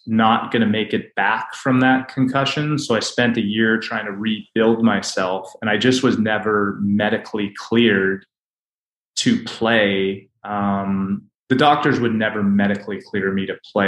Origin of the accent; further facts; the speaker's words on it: Canada; now in United States; I grew up in Canada